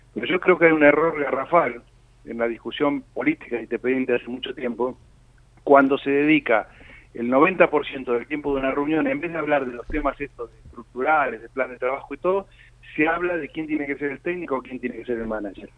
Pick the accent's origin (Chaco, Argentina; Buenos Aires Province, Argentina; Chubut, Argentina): Buenos Aires Province, Argentina; Lanús; yo como todos saben soy de Lanús